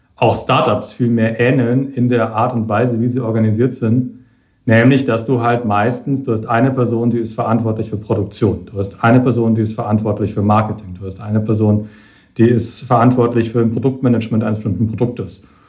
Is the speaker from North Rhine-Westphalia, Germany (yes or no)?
no; Franconia, Bavaria, Germany; in Franken zum Beispiel, wo ich herkomme